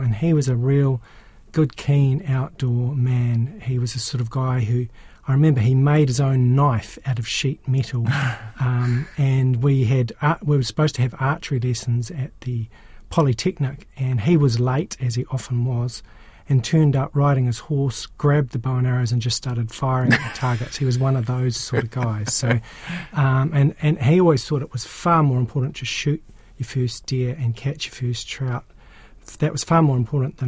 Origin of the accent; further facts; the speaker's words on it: Auckland / Waikato, New Zealand; also born or lived in Napier, Hawke's Bay, New Zealand; now in Wellington, New Zealand; I grew up in Auckland in the Waikato, where there weren't a lot of mountains, but when I was about 13, my family shifted to Napier